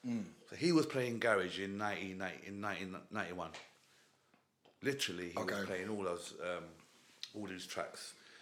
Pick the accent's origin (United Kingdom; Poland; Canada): United Kingdom; So I'm born here and that, but they're like Kenyan Asians.